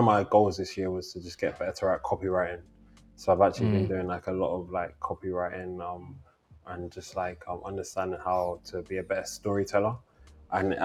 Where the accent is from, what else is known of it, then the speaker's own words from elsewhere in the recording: London, United Kingdom; I'm from London